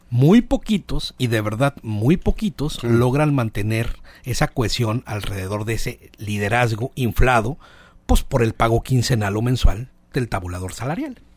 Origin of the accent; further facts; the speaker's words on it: Mazatlán, Sinaloa, Mexico; soy de Mazatlán, pero pues ya. Estoy participando. Yo soy mazatleco